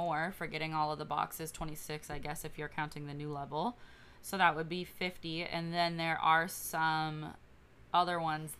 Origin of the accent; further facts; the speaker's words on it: Tennessee, United States; I was shooting crap, but I'm from Tennessee